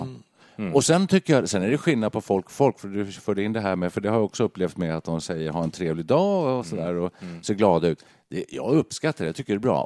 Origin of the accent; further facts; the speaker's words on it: Stockholm County, Sweden; moved away as an adult; now in Stockholm, Sweden; flyttade in till stan och då alla kompisar var ju eh, där jag kommer från, norr om stan